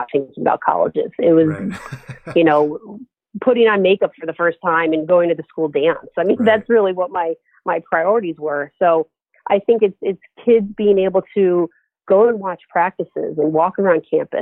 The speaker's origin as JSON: {"language": "English", "town": "Lake George", "region": "New York", "country": "United States", "tie": "born or raised there", "also_born_or_lived": "Erie, Pennsylvania", "moved": "as an adult", "said": "Growing up in Lake George, New York, again, it's a resort town."}